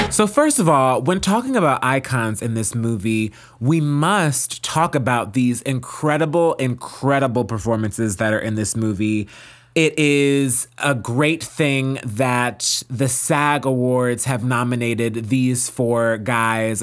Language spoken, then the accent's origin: English; South Orange, New Jersey, United States; born or raised there